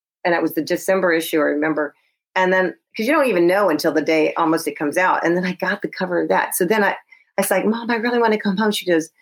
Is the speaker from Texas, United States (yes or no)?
yes; Texas, United States; moved away; because I was from Texas